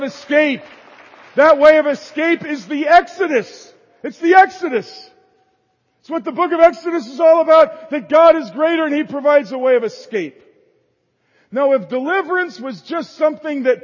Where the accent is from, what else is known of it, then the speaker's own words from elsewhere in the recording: the North, United States; moved away; I was raised in the North